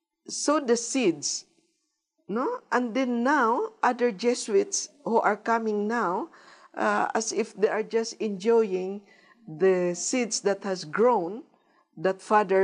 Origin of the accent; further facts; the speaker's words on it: Philippines; moved away; from the Philippines